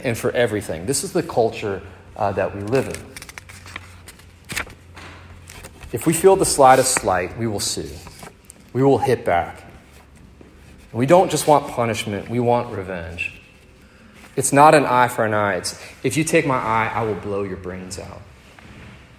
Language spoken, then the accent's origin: English; Northern Virginia, United States; born or raised there; moved away